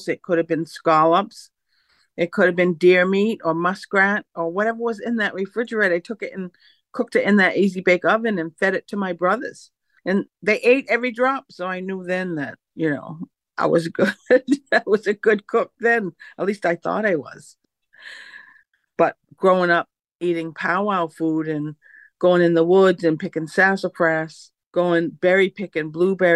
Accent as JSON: {"language": "English", "town": "Mashpee", "region": "Massachusetts", "country": "United States", "said": "I'm from the Mashpee Wampanoag Nation, located all the way east, Mashpee, Massachusetts, Cape Cod"}